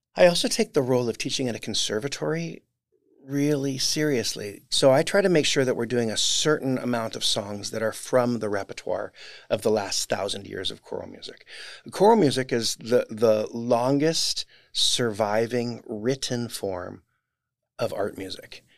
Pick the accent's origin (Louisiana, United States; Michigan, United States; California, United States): California, United States; Orange; I grew up in Orange